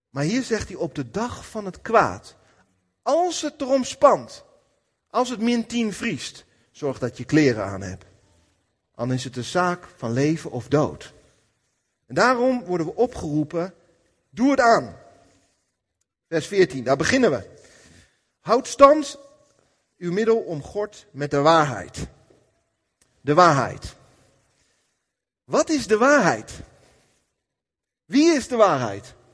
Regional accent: Apeldoorn, Gelderland, Netherlands; Maar vandaag, ik kom uit Apeldoorn.

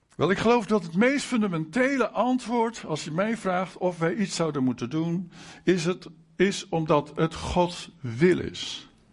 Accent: Netherlands; Wij als Nederlanders

